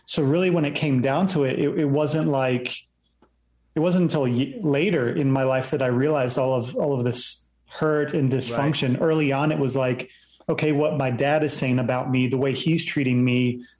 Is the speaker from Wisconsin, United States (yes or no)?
no; Virginia Beach, Virginia, United States; Yeah, so I ended up growing up in Virginia Beach and grew up there early on, just going to church each week.